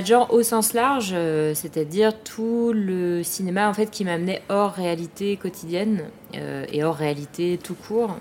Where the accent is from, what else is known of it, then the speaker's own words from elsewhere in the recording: Paris, Île-de-France, France; je suis parisienne, née, je suis née et j'ai grandi à Paris.